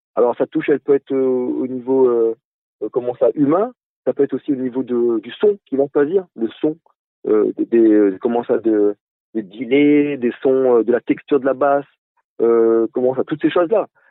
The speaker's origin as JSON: {"language": "French", "country": "Réunion", "said": "en tant que réunionnais"}